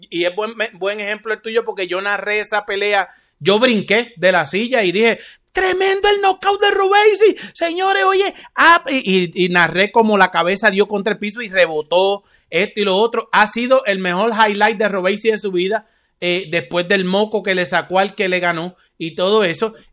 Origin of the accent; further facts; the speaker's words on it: Cuba; y los cubanos defendemos a los nuestros a capa y espada. Pero como cubano te digo, Fer, buen trabajo.